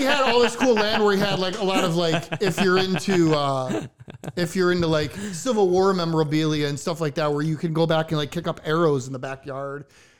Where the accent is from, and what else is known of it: Chicago, Illinois, United States